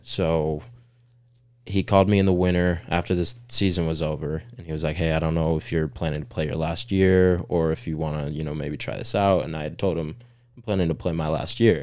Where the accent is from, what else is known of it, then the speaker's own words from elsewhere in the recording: Orange County, Southern California, United States; moved away as an adult; now in Chattanooga, United States; originally from SoCal, um, Orange County